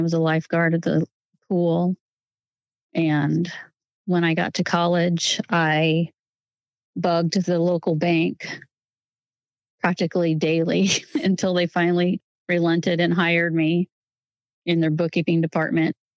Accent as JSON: {"language": "English", "region": "Northwest Missouri", "country": "United States", "tie": "born or raised there", "also_born_or_lived": "Santa Barbara, California / Kansas City area / Overland Park, Kansas", "moved": "as an adult", "lives_now": "Olathe, United States"}